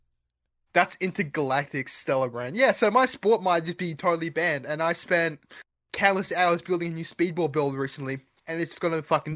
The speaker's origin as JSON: {"language": "English", "country": "Australia", "said": "I'm a minority as well. I'm an Australian."}